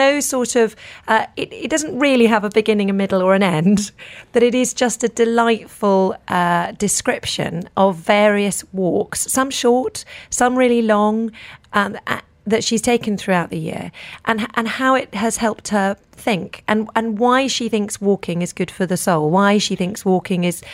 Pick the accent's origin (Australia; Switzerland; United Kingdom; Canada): United Kingdom; the English countryside, England; moved away as an adult; now in Dubai, United Arab Emirates; I live in Dubai and not in where I grew up in the English countryside